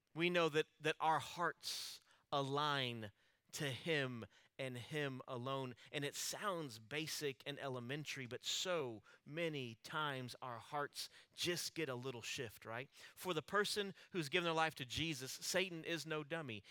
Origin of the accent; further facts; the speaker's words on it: Alice, United States; growing up in Alice, my family, we always attended a small church there in town